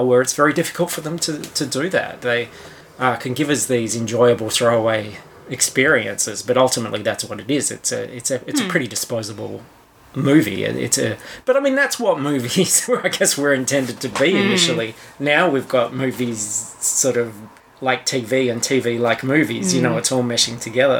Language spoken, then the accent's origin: English; Australia; accent: coarse Australian; my coarse Australian accent